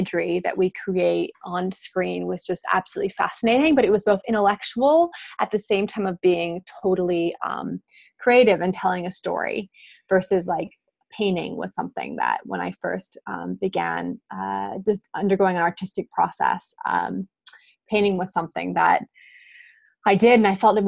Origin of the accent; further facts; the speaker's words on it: Albuquerque, New Mexico, United States; I grew up in Albuquerque, New Mexico, in the United States